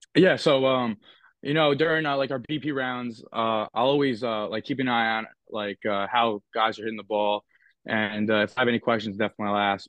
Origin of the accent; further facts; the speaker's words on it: Northeast, United States; make fun of like how I say like certain words because I'm from the Northeast